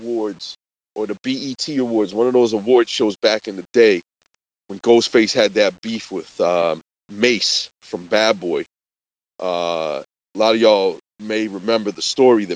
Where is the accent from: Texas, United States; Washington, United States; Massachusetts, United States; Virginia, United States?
Massachusetts, United States; Boston; we're from Boston